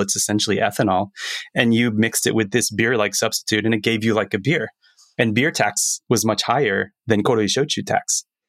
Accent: Florida, United States; moved away as an adult; now in Japan; Growing up in Florida, university days

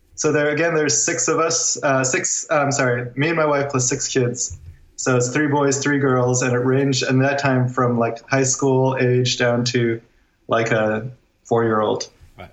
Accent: Guam; moved away as an adult; now in Northern California, United States; we we're from Guam and we left Guam in 2010.

